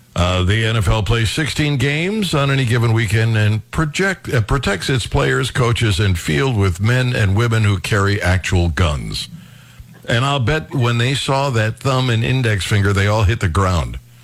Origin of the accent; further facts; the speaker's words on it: Cleveland Heights, Ohio, United States; Cleveland Heights, uh, where I was raised